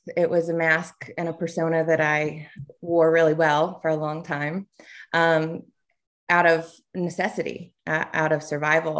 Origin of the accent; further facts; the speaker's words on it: Tuscaloosa, Alabama, United States; But I'm originally from Alabama, grew up in Tuscaloosa